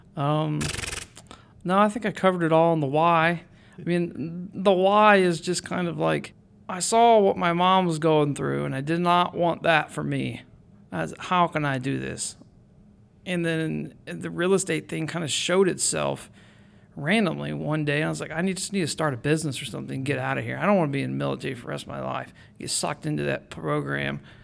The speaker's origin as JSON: {"language": "English", "town": "Mansfield", "region": "Ohio", "country": "United States", "tie": "born or raised there", "also_born_or_lived": "Florida / Shelby, Ohio", "said": "I grew up in Mansfield"}